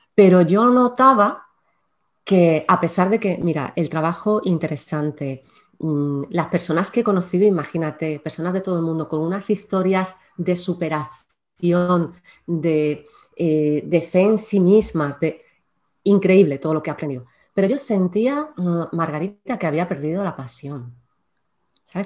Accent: Córdoba, Andalusia, Spain; now in Málaga, Spain; yo soy malagueña de adopción porque realmente nací en ah. Córdoba, pero llevo ya en Málaga, ¡buah! La tira de tiempo

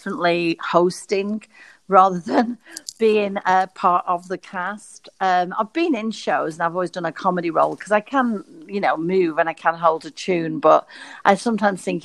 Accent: Blackpool, North West England, United Kingdom; I'm from Blackpool, which can be a small town

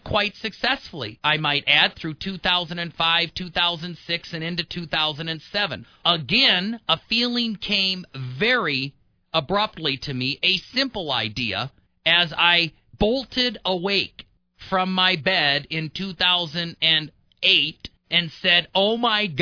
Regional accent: Midwest, United States; moved away; also born or lived in Denver; I'm from the Midwest

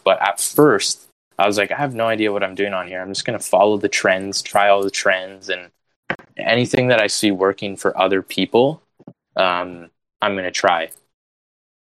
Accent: Canada; I'm proudly Canadian

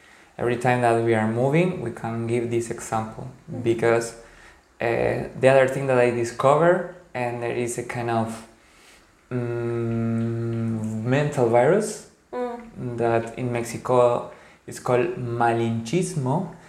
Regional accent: Paraguay; because I come from Guarani origins, from Paraguay, where most of the society, a lot of the people are indigenous.

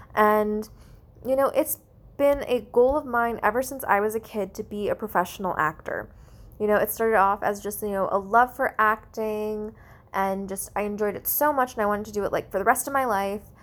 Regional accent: United States; I'm Asian American

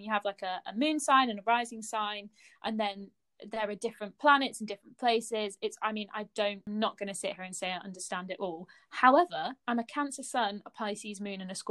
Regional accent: Buckinghamshire, South East England, United Kingdom; accent: posh; I come from Buckinghamshire

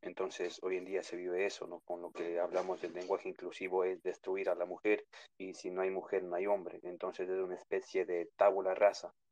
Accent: New York, United States; also born or lived in Ecuador; Les comento que yo vivo acá en Nueva York, eh, pero nací en Ecuador. Eh, me vine muy pequeño acá, entonces ver las cosas que pasan en Latinoamérica eh, es muy fuerte, ¿no?

